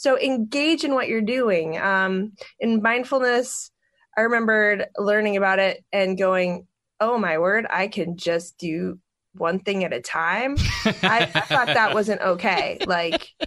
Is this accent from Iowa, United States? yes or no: yes; Pella, Iowa, United States; I'm from Pella